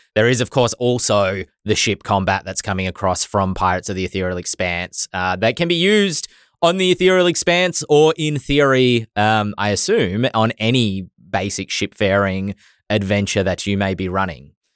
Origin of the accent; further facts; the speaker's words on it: Australia; accent: Australian; my Australian accent.